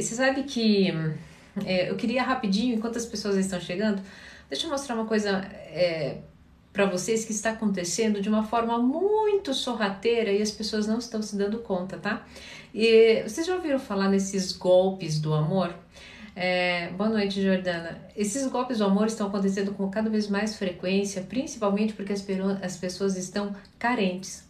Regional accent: Curitiba, Paraná, Brazil; Eu sou paranaense, sou curitibana

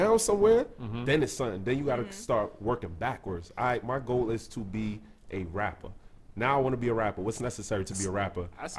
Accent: New York City, New York, United States; now in Boston, United States; I'm an implant, but I'm an implant. I'm not from here. I'm from Brooklyn.

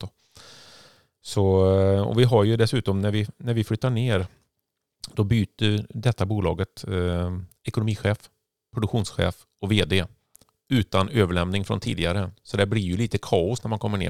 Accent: Sweden; moved away; som enda svensk

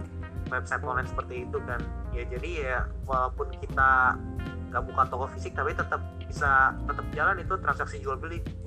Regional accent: Indonesia; kita kan dari Indonesia

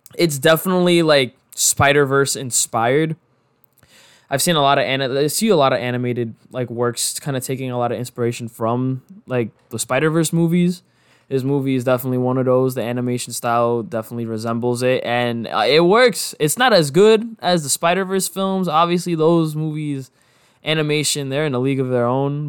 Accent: New York, United States; growing up in New York

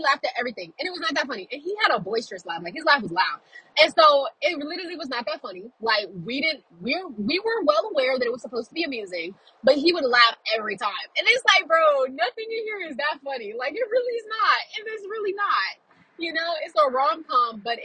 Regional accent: Louisiana, United States; I'm from Louisiana

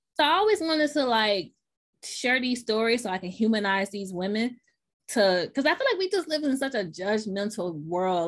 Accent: Memphis, Tennessee, United States; accent: Southern; now in New York, United States; So I was raised in Memphis, Tennessee

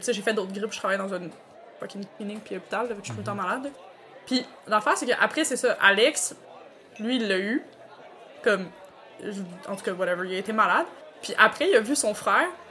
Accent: Quebec, Canada; accent: Québécois; chaque personne de ma famille a vraiment un moins gros accent québécois que moi

